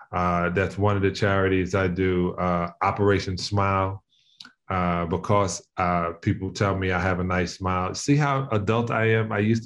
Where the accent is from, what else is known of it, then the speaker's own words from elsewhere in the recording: Queens, New York, United States; where I'm supposed to be from, even though we know I'm from, but I'm from Queens.